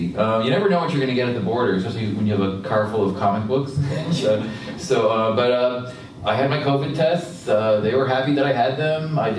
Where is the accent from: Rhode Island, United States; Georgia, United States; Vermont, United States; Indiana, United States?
Vermont, United States; now in Pennsylvania, United States; I'm from Vermont, so it's cold there, too.